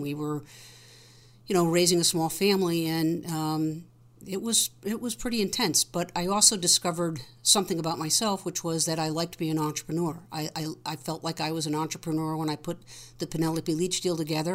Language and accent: English; Greenwich, Connecticut, United States; moved away as an adult; also born or lived in Chicago; I grew up in Greenwich, Connecticut